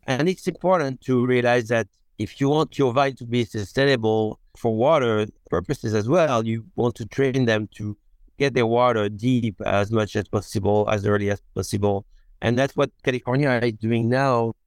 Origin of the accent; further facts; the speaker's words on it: Beaune, Bourgogne-Franche-Comté, France; English is a second language; moved away as an adult; now in Oregon, United States; I'm from Beaune, and my wife is from Dijon